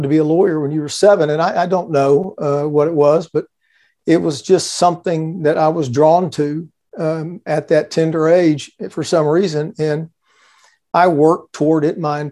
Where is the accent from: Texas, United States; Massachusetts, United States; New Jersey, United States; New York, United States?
Texas, United States; Houston; I grew up here in Houston, Texas, where I've lived my entire life